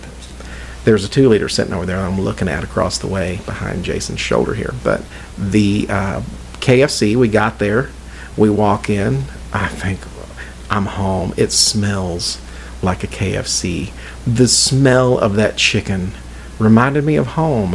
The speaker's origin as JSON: {"language": "English", "region": "Indiana", "country": "United States", "said": "I am from Indiana. I am not from Kentucky, even though I am nine miles north of Louisville, Kentucky"}